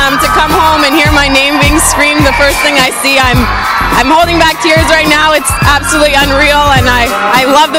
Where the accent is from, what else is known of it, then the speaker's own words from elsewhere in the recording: Winnipeg, Manitoba, Canada; moved away; I've always been so proud to come from Winnipeg